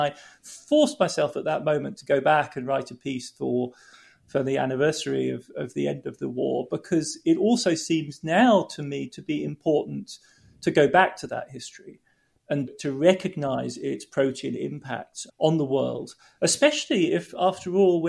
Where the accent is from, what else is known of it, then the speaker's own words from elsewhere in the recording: United Kingdom; as a Brit, somebody interested in economics, you know, I want to be in the Treasury in the UK